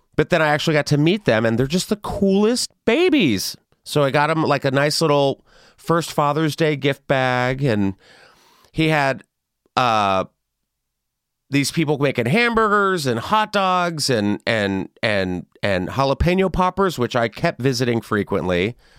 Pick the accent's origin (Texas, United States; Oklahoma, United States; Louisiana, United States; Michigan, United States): Texas, United States; San Antonio; I grew up in San Antonio, so that's you know a little west of San Antonio